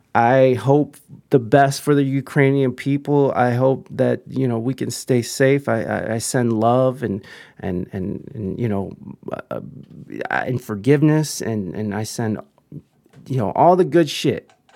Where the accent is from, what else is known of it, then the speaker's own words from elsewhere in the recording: United States; as an American here